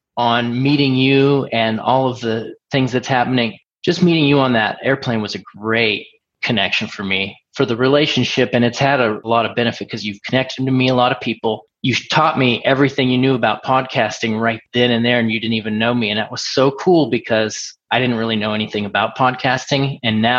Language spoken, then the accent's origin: English; Portland, Oregon, United States; moved away as an adult; now in Pennsylvania, United States; I'm from Portland, Oregon, and have since moved to Pennsylvania. I moved out to Pennsylvania in 2000 after I got out of the military